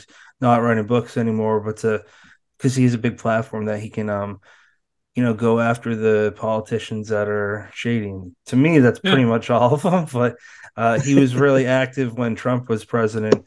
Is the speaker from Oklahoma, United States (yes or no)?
no; Massachusetts, United States; growing up in Massachusetts